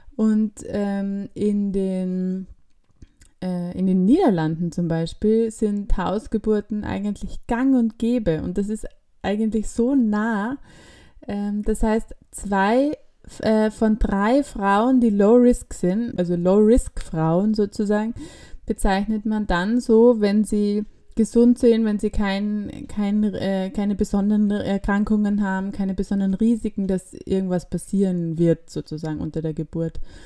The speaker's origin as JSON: {"language": "German", "country": "Austria", "said": "bei uns in Österreich"}